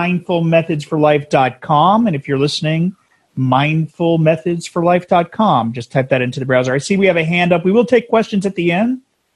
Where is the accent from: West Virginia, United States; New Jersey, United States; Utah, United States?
New Jersey, United States; we were New Jersey, and we're transplants out here.